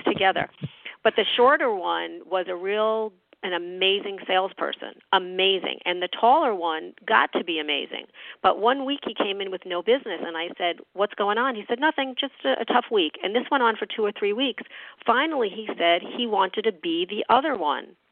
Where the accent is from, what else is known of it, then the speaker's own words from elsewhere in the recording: New York, United States; moved away; I'm a New Yorker. I, you know, I'm originally from New York